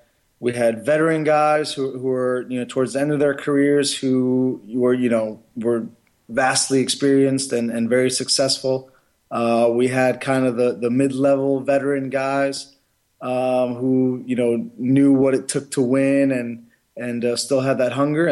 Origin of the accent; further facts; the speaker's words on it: United States; I was born in the United States and brought up in this country